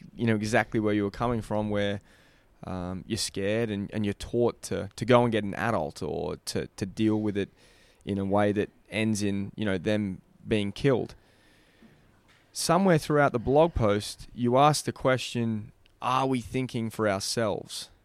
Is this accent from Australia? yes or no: yes; Australia; our country